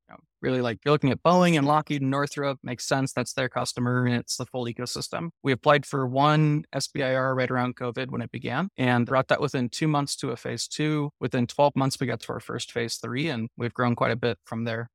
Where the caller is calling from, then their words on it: Salt Lake City, Utah, United States; also born or lived in Irvine, California / Layton, Utah; Today I'm calling from, uh, Salt Lake City. We have an office here and then one in Southern California in Irvine, so spend my time split between the two